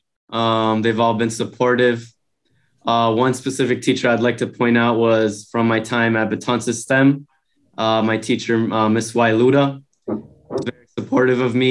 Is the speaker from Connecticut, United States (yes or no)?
yes; Hartford, Connecticut, United States; I was born here in Hartford, Connecticut